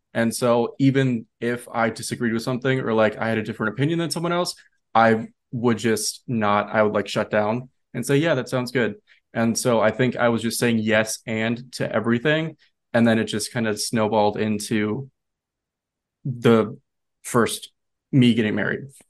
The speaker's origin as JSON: {"language": "English", "region": "Minnesota", "country": "United States", "tie": "born or raised there", "moved": "as an adult", "lives_now": "New York City, United States", "said": "where I grew up in Minnesota"}